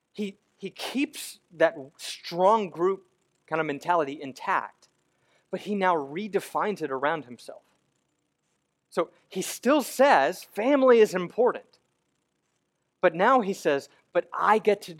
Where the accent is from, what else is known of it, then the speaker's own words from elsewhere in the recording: United States; now in Memphis, United States; as an American Christian